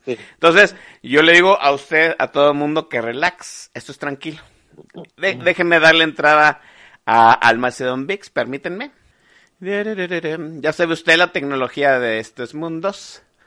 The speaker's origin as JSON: {"language": "Spanish", "town": "Guadalajara", "region": "Jalisco", "country": "Mexico", "said": "era tapatío, sigo siendo tapatío"}